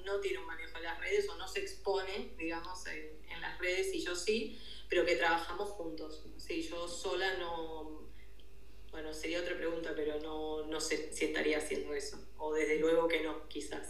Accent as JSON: {"language": "Spanish", "region": "Buenos Aires", "country": "Argentina", "tie": "born or raised there", "also_born_or_lived": "Catalonia", "moved": "as an adult", "lives_now": "Girona, Spain", "said": "mi origen es Buenos Aires, Argentina. viví, bueno, nací, viví ahí hasta"}